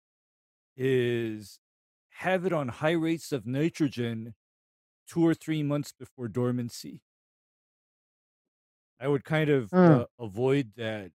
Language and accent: English; Hawaii, United States; I'm from Hawaii